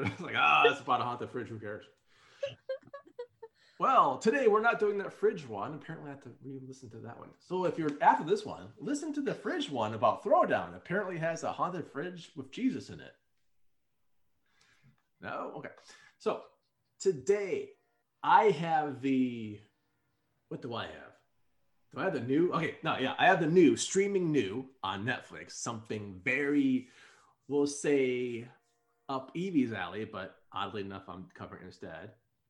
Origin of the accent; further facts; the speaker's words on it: Quebec, Canada; accent: Quebec; I'm actually living in Quebec. That's back to my Quebec accent, I guess.